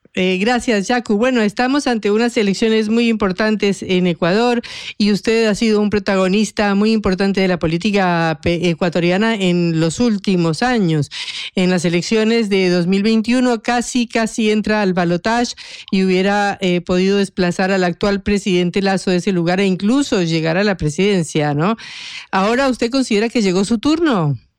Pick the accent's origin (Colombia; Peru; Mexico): Colombia; yo soy colombiana